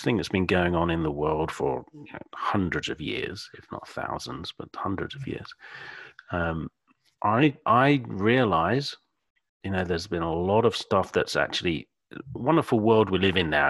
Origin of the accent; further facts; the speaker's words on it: Suffolk, East of England, United Kingdom; accent: British Suffolk; my British Suffolk accent.